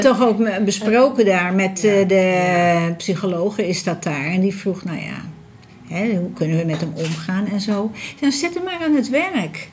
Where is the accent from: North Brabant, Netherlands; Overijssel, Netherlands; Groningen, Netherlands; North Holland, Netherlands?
North Holland, Netherlands; Amsterdam; moved away as an adult; now in Almere, Netherlands; we blijven echt wel, eh, wel Amsterdammers